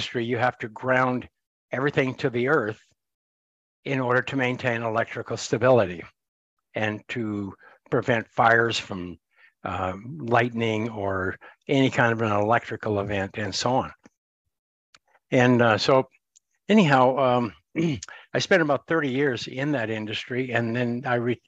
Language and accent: English; Montana, United States; I grew up in Montana, U.S.